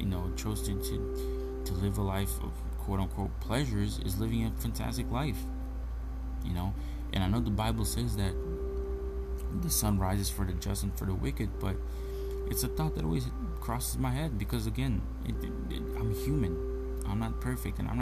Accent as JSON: {"language": "English", "country": "Brazil", "moved": "yes", "said": "my home country, Brazil"}